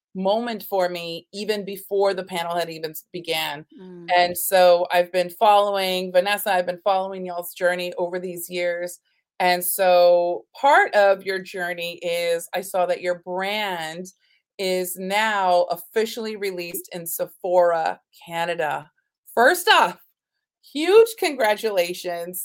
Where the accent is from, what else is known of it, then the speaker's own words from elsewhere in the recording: Texas, United States; also born or lived in New York City; growing up in Texas, that I'm my family is actually Native American